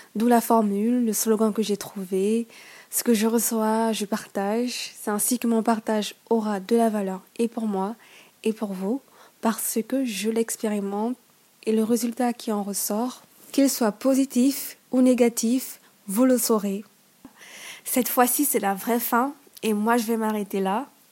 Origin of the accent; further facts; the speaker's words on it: Gabon; chez moi au Gabon